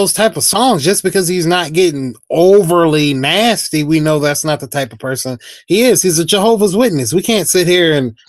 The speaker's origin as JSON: {"language": "English", "region": "the South", "country": "United States", "said": "I'm from the South, so I have to big up my Southern brothers"}